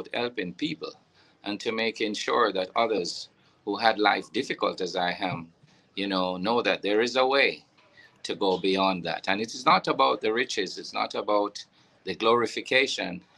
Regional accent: Bog Walk, Saint Catherine, Jamaica; In a little town they call Bogwalk, you know, in St. Catherine.

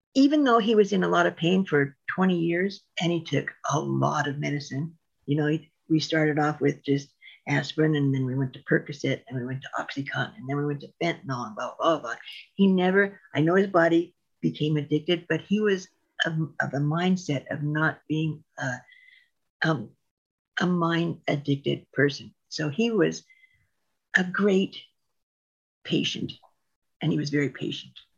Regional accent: Reno, Nevada, United States; also born or lived in Ely, Nevada / Diamond Valley, Nevada; I was born and raised in Reno. And then when I was in eighth grade, we went to a little, little, little town called Ely, Nevada

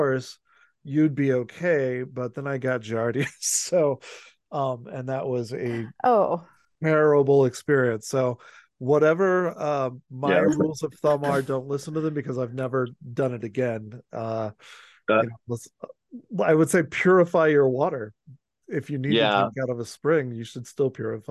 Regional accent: Houston, Texas, United States; now in New Mexico, United States; when I grew up in Houston

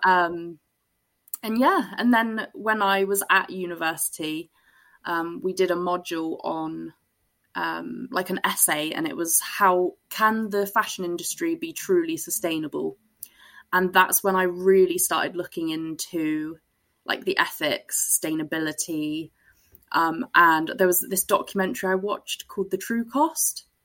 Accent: Glastonbury, South West England, United Kingdom; I was brought up in Glastonbury

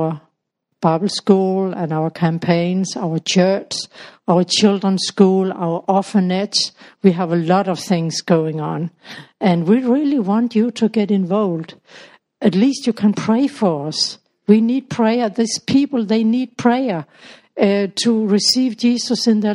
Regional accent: Denmark; moved away as an adult; now in Tanzania; I'm from Denmark, but I live in Tanzania

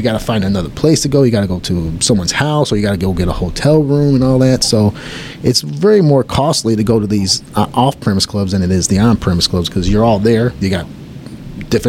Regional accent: Detroit, Michigan, United States; moved away as an adult; also born or lived in Buffalo, New York / Florida; now in Texas, United States; I was born in Detroit, Michigan, lived there. Then I moved to Buffalo, New York for my job

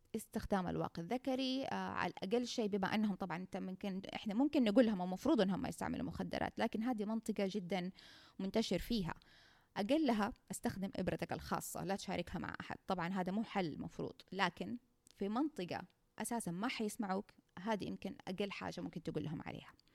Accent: Saudi Arabia; عندنا في السعوديه

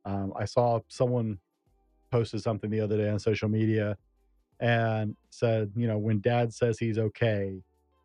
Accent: the South, United States; growing up in the South, we went to church ice cream socials on a regular basis.

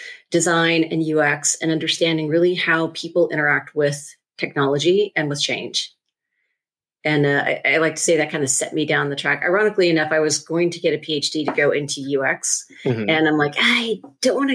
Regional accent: just outside of Seattle, Washington, United States; I actually grew up in a very middle-class, lower middle-class neighborhood here in Washington, just outside of Seattle

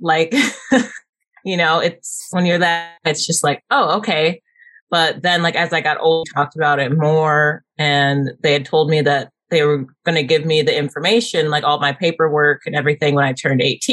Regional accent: Southfield, Michigan, United States; also born or lived in Midland, Michigan; I was born in Detroit in Southfield, which is like a suburb of Detroit

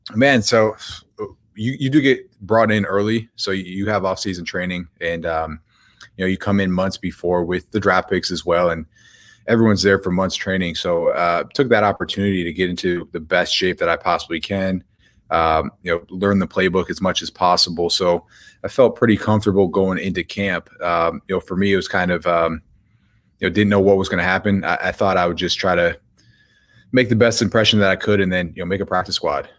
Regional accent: Buffalo, New York, United States; we grew up playing hockey. We're from Buffalo, New York

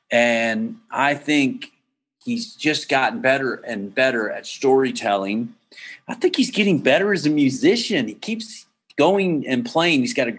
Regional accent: Massachusetts, United States; I mean, growing up in Massachusetts, you wouldn't know.

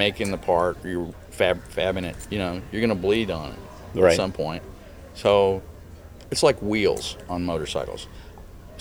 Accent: Texas, United States; moved away as an adult; also born or lived in Missouri; now in Illinois, United States; I was born and raised in Texas

